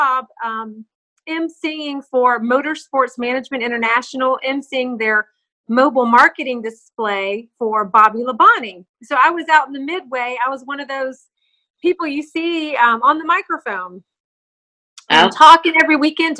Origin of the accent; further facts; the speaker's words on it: Charlotte, North Carolina, United States; moved away as an adult; also born or lived in New York City / Los Angeles; I'm born and raised in Charlotte, North Carolina.